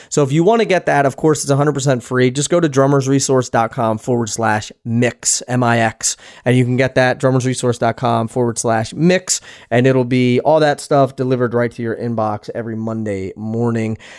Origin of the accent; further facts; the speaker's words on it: Philadelphia, Pennsylvania, United States; moved away; I'm from Philadelphia